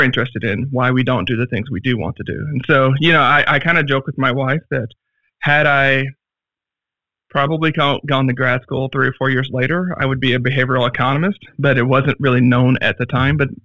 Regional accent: Arkansas, United States; I grew up in Arkansas

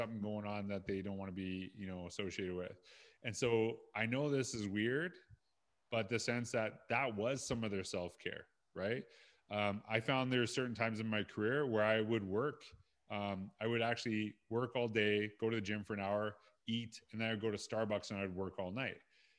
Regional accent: Saskatchewan, Canada; And I'm from Saskatchewan.

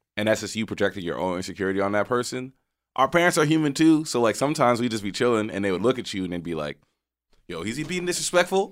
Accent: Texas, United States; where I grew up in Texas

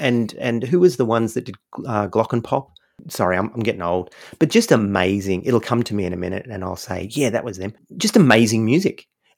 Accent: United States; I grew up, a portion of my upbringing, my father was in the military, so I grew up in America.

